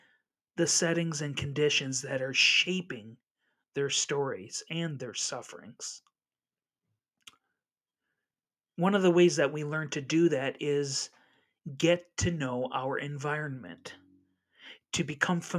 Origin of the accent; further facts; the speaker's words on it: La Crosse, Wisconsin, United States; in my hometown of La Crosse, Wisconsin